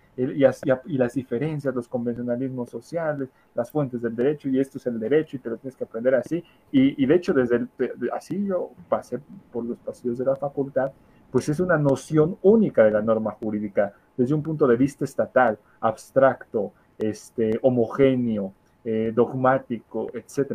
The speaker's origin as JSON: {"language": "Spanish", "country": "Mexico", "said": "nuestro país, en México"}